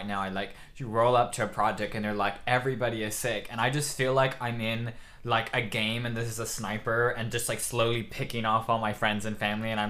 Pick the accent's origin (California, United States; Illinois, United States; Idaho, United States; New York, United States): California, United States; now in Cardiff, United Kingdom; I'm a YouTuber from California. I live here in Cardiff, Wales